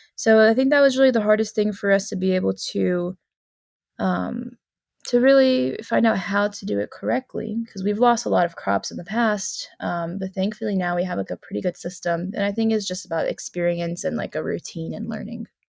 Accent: South Carolina, United States; moved away as an adult; I grew up in South Carolina near the beach

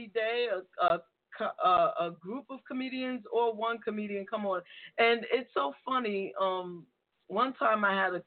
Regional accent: New York City, New York, United States; I'm from the Bronx, so I grew up on playing spades

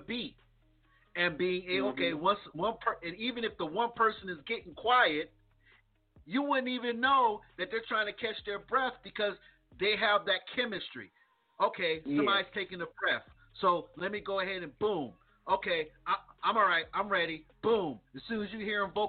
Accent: East Coast, United States; I'm from the East Coast

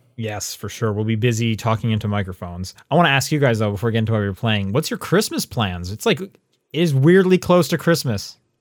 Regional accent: Calgary, Alberta, Canada; I was from Calgary

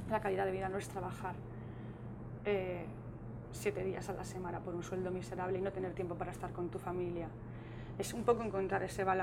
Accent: Spain; Mi casa. Es mi casa. Es mi tierra, aquí es donde está mi verdadero hogar.

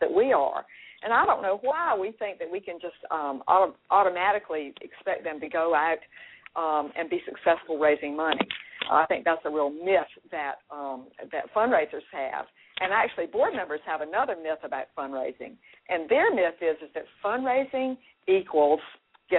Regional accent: Raleigh, North Carolina, United States; I'm from Raleigh, North Carolina

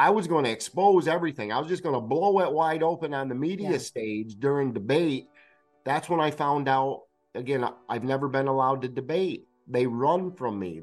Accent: Bennington, Vermont, United States; my hometown of Bennington, Vermont

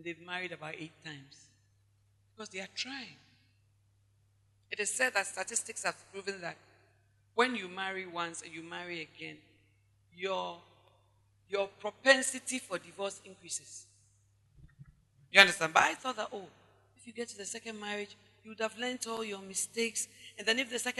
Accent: Ghana

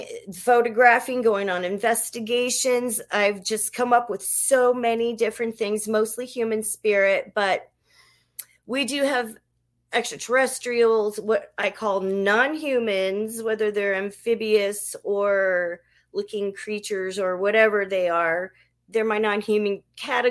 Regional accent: New Orleans, Louisiana, United States; When I was very young, I'm from New Orleans, and I lived in this nice house

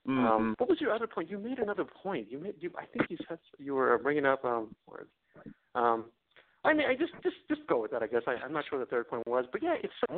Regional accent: India; So I'm from a Hindu family. I'm from India

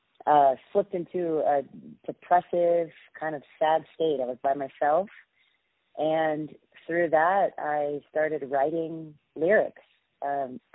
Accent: Austin, Texas, United States; also born or lived in Los Angeles; now in New York City, United States; I am from Austin, Texas, Southern girl by heart

